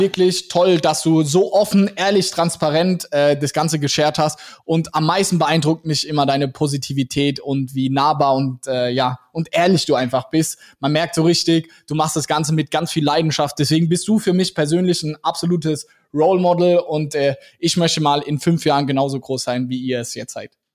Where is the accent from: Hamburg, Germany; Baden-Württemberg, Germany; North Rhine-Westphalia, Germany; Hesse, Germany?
Baden-Württemberg, Germany; Mannheim; Wir kommen ja aus Mannheim